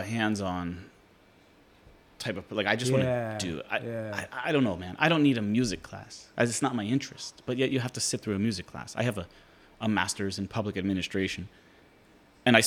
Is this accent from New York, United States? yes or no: no; Pittsburgh, Pennsylvania, United States; I grew up in Pittsburgh, Pennsylvania